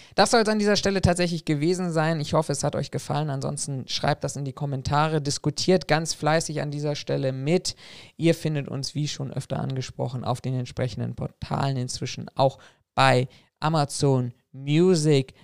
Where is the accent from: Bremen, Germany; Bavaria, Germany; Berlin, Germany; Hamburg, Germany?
Berlin, Germany; meine Geburtsstadt, nämlich nach Berlin